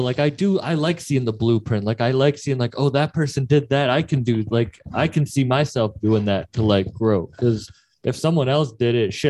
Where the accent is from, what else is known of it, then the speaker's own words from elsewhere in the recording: Massachusetts, United States; I'm a comedian from Massachusetts.